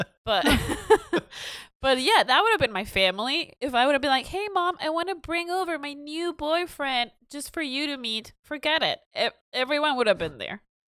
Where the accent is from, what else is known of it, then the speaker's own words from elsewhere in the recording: Mexico; moved away; growing up in Mexico